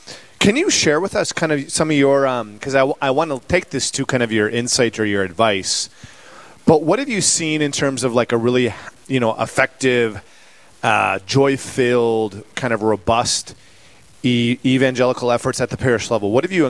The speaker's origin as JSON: {"language": "English", "town": "Dickinson", "region": "North Dakota", "country": "United States", "tie": "born or raised there", "also_born_or_lived": "St. Louis, Missouri", "said": "Dickinson. It's my hometown"}